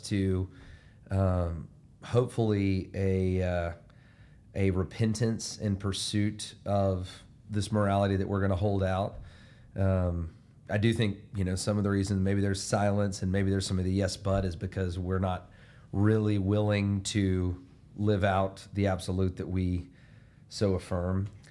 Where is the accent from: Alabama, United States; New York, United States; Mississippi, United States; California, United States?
Alabama, United States; my hometown being from Alabama